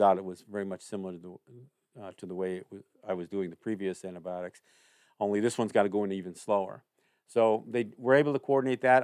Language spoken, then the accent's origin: English; Cambridge, New York, United States; my hometown in Cambridge, New York